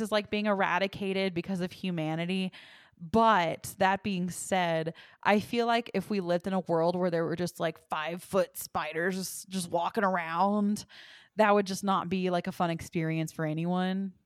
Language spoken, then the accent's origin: English; Texas, United States; now in Colorado, United States; I'm from Texas